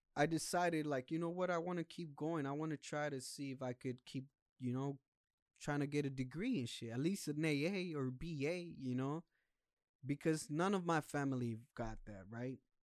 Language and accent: English; United States; also born or lived in Mexico; I came when I was still in diapers, and I'm twenty-eight years old now. So all my life I've been here